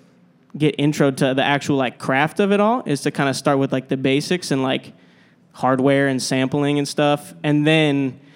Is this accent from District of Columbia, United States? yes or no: no; Minnesota, United States; moved away; I grew up in Minnesota